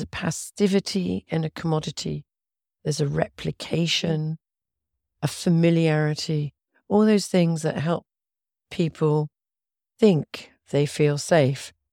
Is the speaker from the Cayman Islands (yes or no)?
no; Oxford, South East England, United Kingdom; I come from Oxford in England.